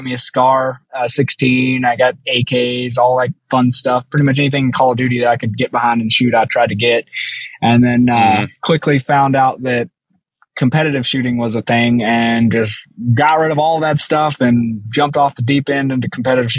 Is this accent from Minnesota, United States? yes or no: no; Southern Tennessee, United States; moved away; I'm from Tennessee. So I was from Southern Tennessee.